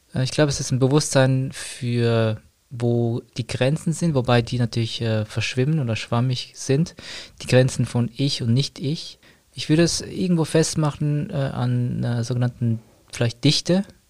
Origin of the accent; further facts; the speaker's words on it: Zurich, Switzerland; bin aus Zürich